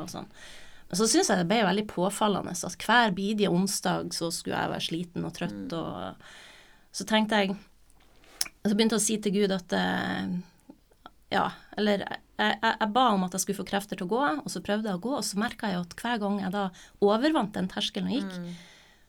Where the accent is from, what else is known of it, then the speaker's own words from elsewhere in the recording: Nordland and Troms, Northern Norway, Norway; also born or lived in Buenos Aires, Argentina / Trøndelag; fra jeg var fire og ca. til i dag, så er det jo Nordland og Troms jeg har bodd